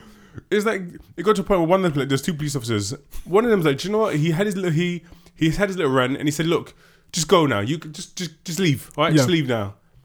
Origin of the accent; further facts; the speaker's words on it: United Kingdom; we're British, mate. We're British, innit?